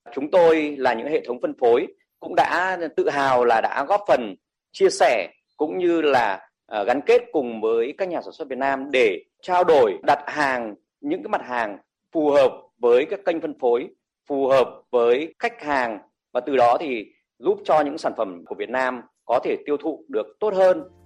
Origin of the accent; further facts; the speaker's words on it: Vietnam; Chúng tôi là người Việt Nam